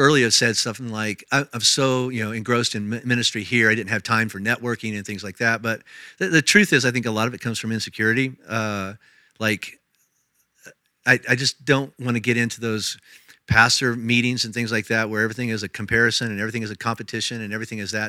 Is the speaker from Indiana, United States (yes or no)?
yes; Indiana, United States; moved away as an adult; also born or lived in Tennessee / Kentucky; now in Colorado, United States; I was raised in Indiana